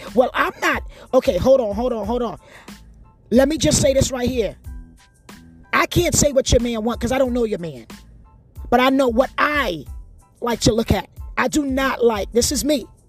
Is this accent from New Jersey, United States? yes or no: yes; New Jersey, United States; moved away; also born or lived in Hawaii; I'm not even born in America. But I grew up in Jersey